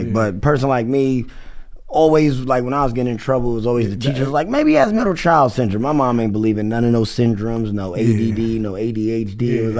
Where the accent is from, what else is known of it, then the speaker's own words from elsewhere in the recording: New Rochelle, New York, United States; Born and raised in New Rochelle.